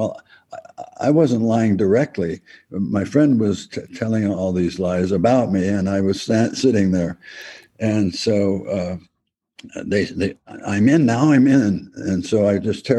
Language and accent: English; El Cerrito, California, United States; my hometown, El Cerrito